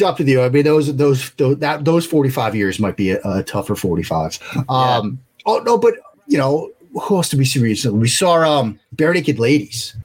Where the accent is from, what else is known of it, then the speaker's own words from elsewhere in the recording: Waltham, Massachusetts, United States; now in Maryland, United States; Waltham, the, the town I grew up outside outside Boston.